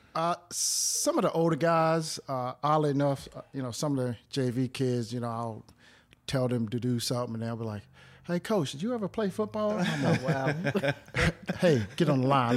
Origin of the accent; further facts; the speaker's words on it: Clayton, North Carolina, United States; moved away as an adult; also born or lived in Greensboro, North Carolina; born and raised in Clayton, North Carolina